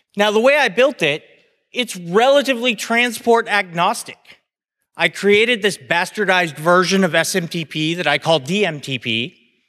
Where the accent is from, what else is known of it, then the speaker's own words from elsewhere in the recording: United States; I'm an American